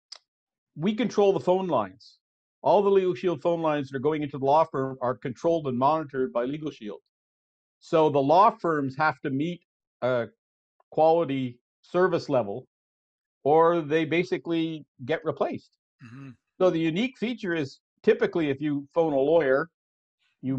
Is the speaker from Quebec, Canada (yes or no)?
yes; Montreal, Quebec, Canada; moved away as an adult; also born or lived in Burlington, Ontario; now in Guelph, Canada; I was born and brought up in Montreal, and I came to Ontario in 1980